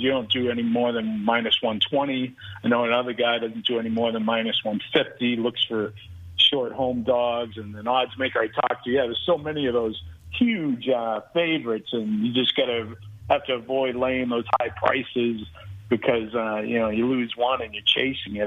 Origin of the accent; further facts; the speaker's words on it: Boston, Massachusetts, United States; I grew up in the Boston area, just diehard Boston sports.